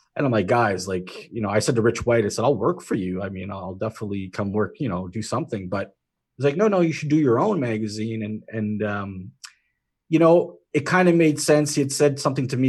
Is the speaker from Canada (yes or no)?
yes; Canada; being Canadian